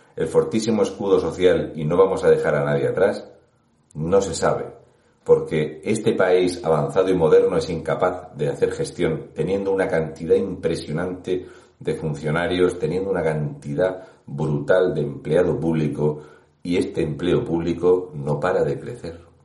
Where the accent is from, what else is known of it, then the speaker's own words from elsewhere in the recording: Region of Murcia, Spain; un murciano encabronado